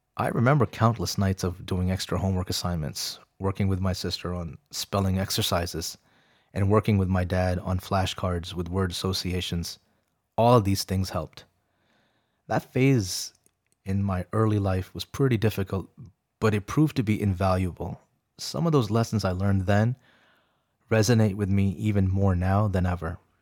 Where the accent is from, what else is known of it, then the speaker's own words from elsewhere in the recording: Arlington, Virginia, United States; English is a second language; also born or lived in Rawalpindi, Pakistan / Beijing, China; We settled down in Arlington, Virginia, close by to D C, and I remember my first day at school at Abingdon Elementary